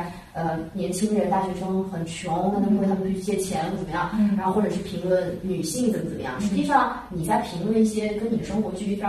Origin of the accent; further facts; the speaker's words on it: Tianjin, China; 那一年我是天津人